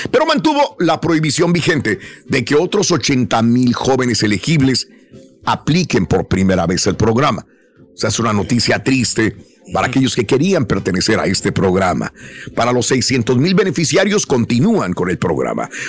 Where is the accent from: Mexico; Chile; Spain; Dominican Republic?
Mexico; realmente yo cuando pequeño Allá en México vivía en un, en un tramo allá en las montañas